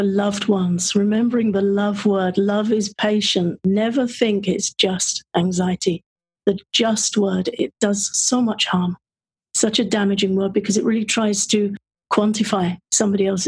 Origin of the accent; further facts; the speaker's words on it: England, United Kingdom; being of an English birth in England